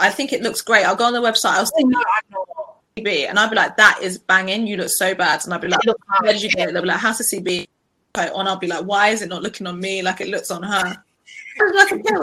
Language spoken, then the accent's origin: English; United Kingdom; being Black British